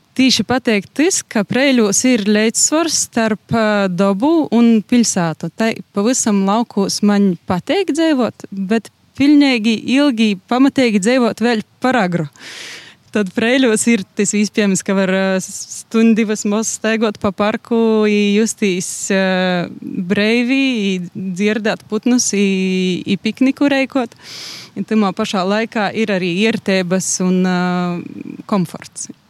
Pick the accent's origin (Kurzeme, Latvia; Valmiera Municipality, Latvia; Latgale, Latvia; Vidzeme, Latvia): Latgale, Latvia; Rēzekne; moved away as an adult; also born or lived in Riga; now in Preiļi, Latvia; es pašā esmu no Riezikņas